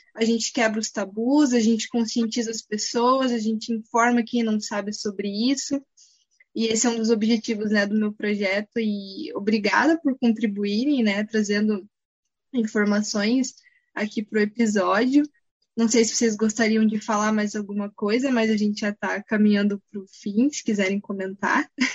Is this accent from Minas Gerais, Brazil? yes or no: no; Curitiba, Paraná, Brazil; sou de Curitiba